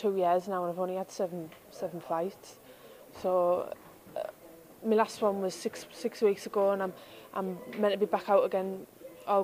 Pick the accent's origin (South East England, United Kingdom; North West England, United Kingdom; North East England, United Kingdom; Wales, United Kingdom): North East England, United Kingdom; I haven't boxed in the North East for 10 years now, since 2009. It's kind of good to be home